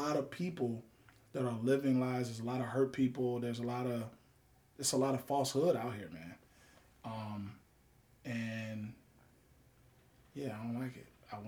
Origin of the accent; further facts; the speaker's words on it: Baltimore, Maryland, United States; also born or lived in Chicago, United States; My childhood years, Baltimore, Maryland, Chicago, Illinois.